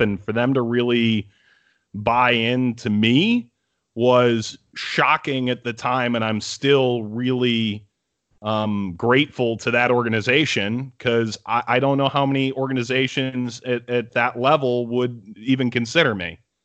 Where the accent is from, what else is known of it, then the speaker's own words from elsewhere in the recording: Cleveland, Ohio, United States; moved away as an adult; now in New York City, United States; I grew up in Cleveland